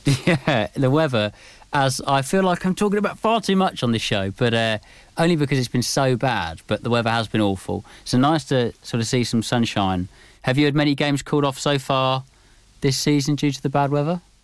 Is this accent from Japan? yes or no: no; Cambridge, East of England, United Kingdom; I'm from Cambridge